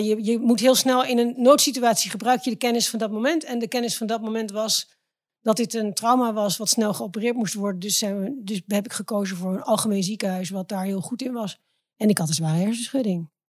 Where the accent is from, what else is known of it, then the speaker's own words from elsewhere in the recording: Driebergen, Utrecht, Netherlands; also born or lived in Zeist; ik ben ehm, in de bossen opgegroeid in Driebergen